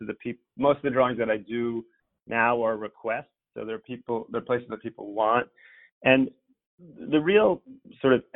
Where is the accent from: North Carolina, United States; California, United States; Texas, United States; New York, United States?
New York, United States; I was a little self-conscious about my accent because I'm a, you know, American New Yorker